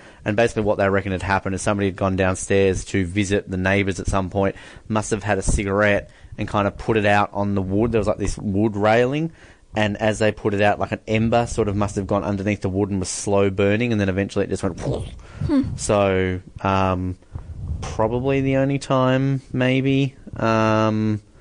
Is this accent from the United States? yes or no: no; Australia; as an Aussie